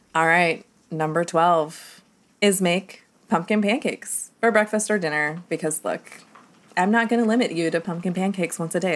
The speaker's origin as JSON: {"language": "English", "region": "Southwest", "country": "United States", "moved": "yes", "lives_now": "Ohio, United States", "said": "I'm from the Southwest"}